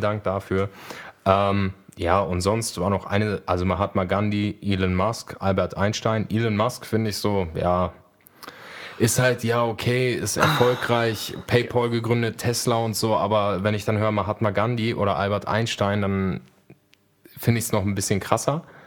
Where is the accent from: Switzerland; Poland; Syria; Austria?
Poland; moved away; ich bin ja gebürtig aus Polen